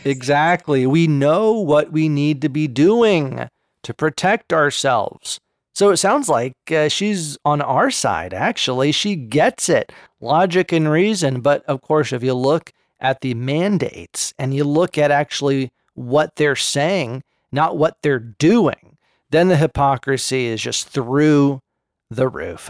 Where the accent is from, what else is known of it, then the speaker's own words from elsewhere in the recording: Berkeley, California, United States; I grew up in Berserkly